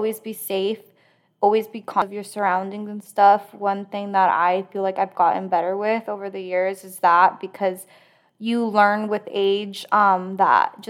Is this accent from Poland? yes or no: no; Mexico; now in United States; I'm from Mexico